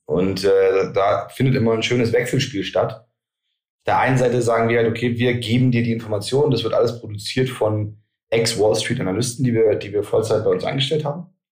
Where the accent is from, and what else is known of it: Germany